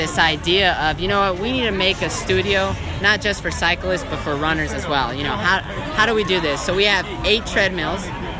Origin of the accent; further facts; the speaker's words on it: Texas, United States; I came from Texas, and it was one of those things.